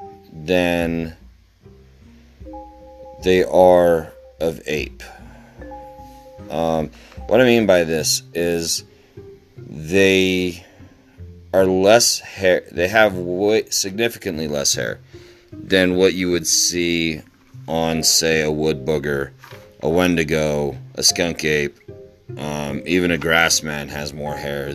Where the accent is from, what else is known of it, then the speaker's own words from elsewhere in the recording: Utah, United States; my hometown here in the great state of Utah